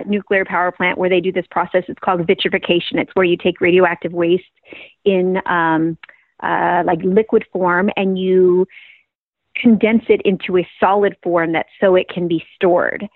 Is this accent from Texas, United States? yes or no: no; Franklinville, New York, United States; moved away as an adult; also born or lived in Los Angeles; about 25 minutes from my hometown of Franklinville